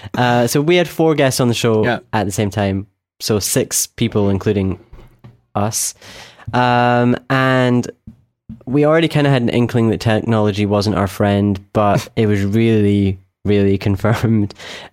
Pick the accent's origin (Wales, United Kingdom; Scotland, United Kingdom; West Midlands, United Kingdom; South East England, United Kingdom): Scotland, United Kingdom; from Scotland